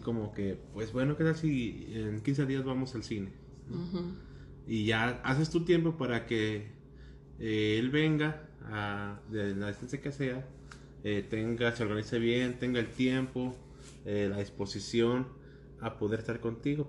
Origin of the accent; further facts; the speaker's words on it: Jiquilpan, Michoacán, Mexico; yo soy de Jiquilpa, que es pues a una hora de aquí